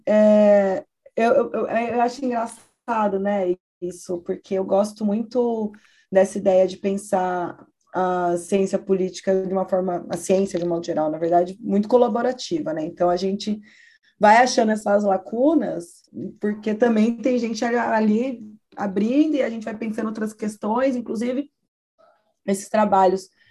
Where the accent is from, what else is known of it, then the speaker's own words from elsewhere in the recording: São Paulo, Brazil; cresci em São Paulo